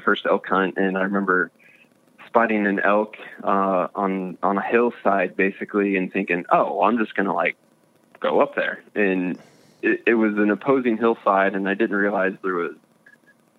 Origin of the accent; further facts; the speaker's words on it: Missouri, United States; I'm actually from Missouri. I'm from the Midwest.